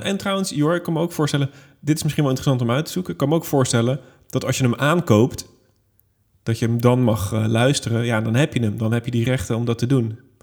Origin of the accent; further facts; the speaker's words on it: Netherlands; ik als Hollander